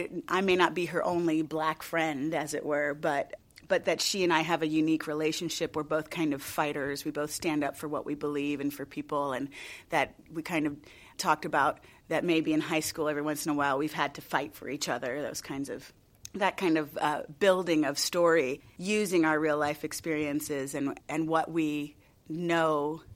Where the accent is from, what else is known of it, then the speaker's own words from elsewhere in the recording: United States; as a person of color, growing up in the United States